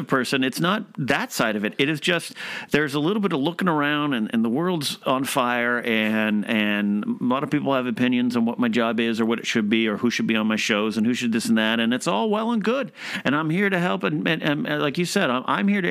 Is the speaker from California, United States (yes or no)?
yes; Arroyo Grande, California, United States; moved away; that's my hometown. My home stomping grounds